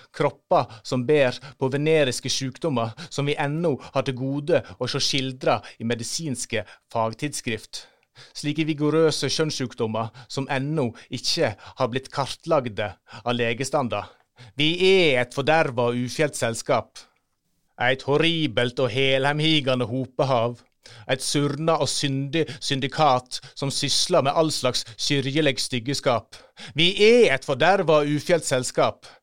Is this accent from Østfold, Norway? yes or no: no; Førde, Vestland, Norway; moved away; hjemme i Førde